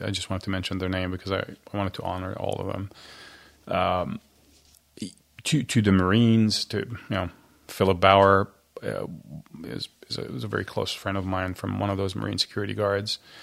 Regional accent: Cairo, Cairo Governorate, Egypt; now in United States; I was born raised Christian in Egypt

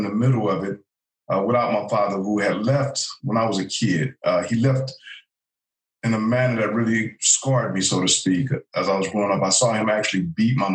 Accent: Los Angeles, California, United States; I was a teenager growing up in South L.A.

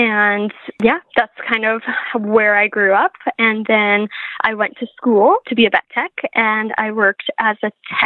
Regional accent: southern Saskatchewan, Canada; I'm from a small town in southern Saskatchewan. I grew up on a grain farm

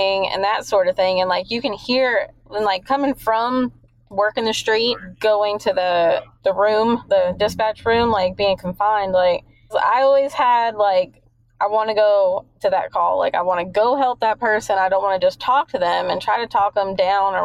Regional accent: New York, United States; also born or lived in Alaska / Okinawa, Japan; now in Arkansas, United States; I'm originally from New York, and down here in the South, they talk very slow

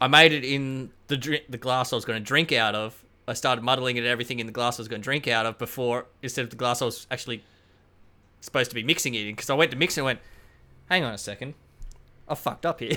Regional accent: Queensland, Australia; I'm from Queensland

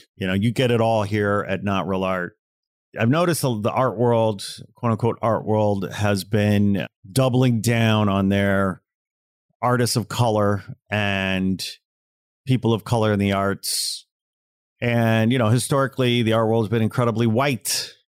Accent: Midwest, United States; I'm from the Midwest, proud Midwest boy here.

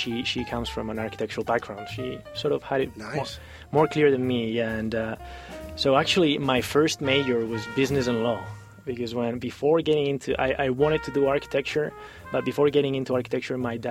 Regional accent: Madrid, Community of Madrid, Spain; now in Bay Area, United States; I was born in Spain. I lived in Madrid.

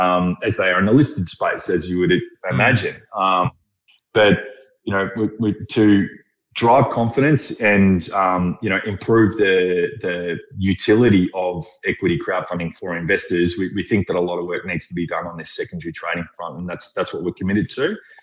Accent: Melbourne, Victoria, Australia; I grew up in Carlton in the 80s and, you know, the Halcyon days.

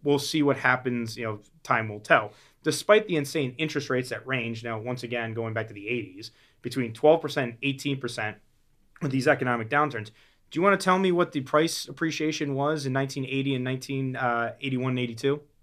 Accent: Florida, United States; I grew up in Florida

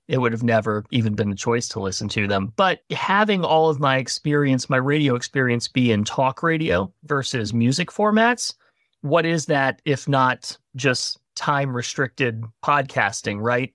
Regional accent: Gloucester, Virginia, United States; moved away as an adult; also born or lived in Tennessee; Originally from a really little town in Virginia called Gloucester

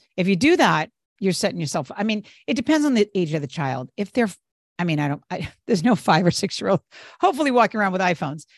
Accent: New England, United States; now in Northern California, United States; I'm originally from the East Coast, from New England

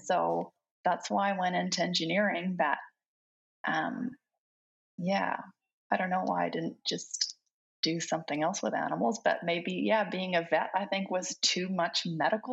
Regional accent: Canmore, Alberta, Canada; English is a second language; also born or lived in Belgium; I was born in Belgium, and then my family moved out to Canada when I was 7 years old

